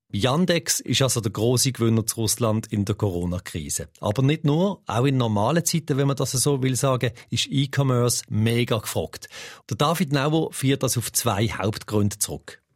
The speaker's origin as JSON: {"language": "German", "country": "Switzerland", "said": "bei uns in der Schweiz"}